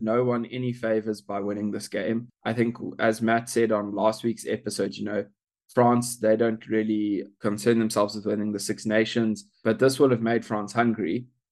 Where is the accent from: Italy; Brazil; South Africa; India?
South Africa; as South African